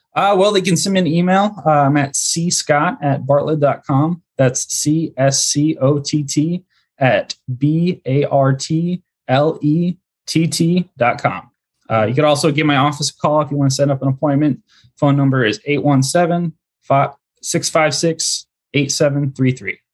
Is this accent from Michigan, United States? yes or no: no; Central Indiana, United States; moved away as an adult; also born or lived in Dallas-Fort Worth, Texas; now in Mansfield, Texas, United States; I'm originally from Central Indiana